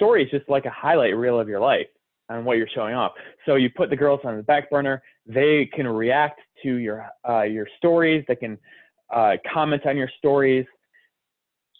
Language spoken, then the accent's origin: English; Detroit, Michigan, United States; I'm from Detroit